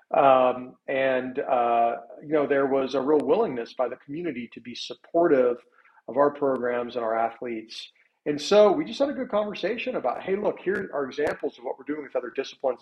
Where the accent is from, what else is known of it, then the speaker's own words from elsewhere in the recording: Little Rock, Arkansas, United States; also born or lived in Bentonville, Arkansas / Park City, Utah; I'm from Arkansas. I'm from Little Rock.